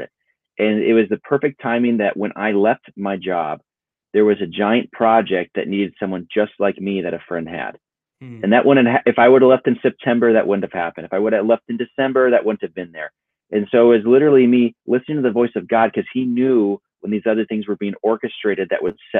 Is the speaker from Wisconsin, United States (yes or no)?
no; Minnesota, United States; growing up in Minnesota, it was a pipe dream to do anything in film or video